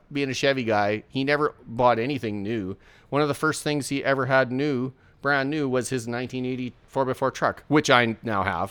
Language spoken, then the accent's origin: English; Port Alberni, British Columbia, Canada; now in Saskatchewan, Canada; I was born in a small town in British Columbia on Vancouver Island called Port Alberni